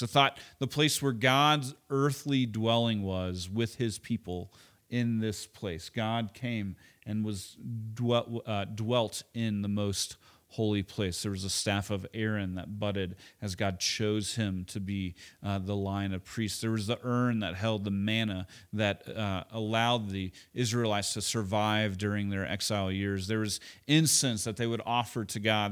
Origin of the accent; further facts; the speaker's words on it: Oklahoma, United States; moved away; also born or lived in Chicago; I grew up in Oklahoma